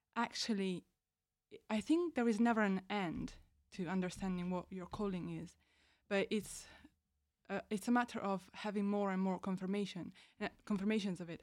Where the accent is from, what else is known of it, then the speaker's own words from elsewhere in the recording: Italy; moved away as an adult; now in High Wycombe, United Kingdom; I'm from Italy